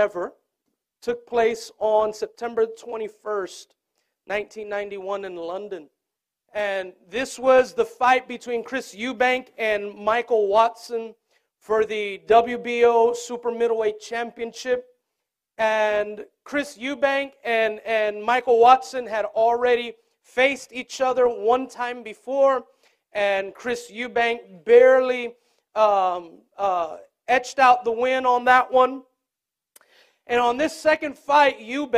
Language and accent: English; Puerto Rico; Growing up in Puerto Rico